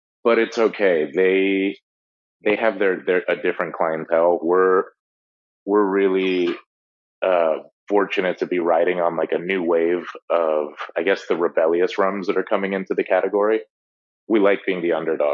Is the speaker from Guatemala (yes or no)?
yes; Guatemala; now in Miami, United States; we're from Guatemala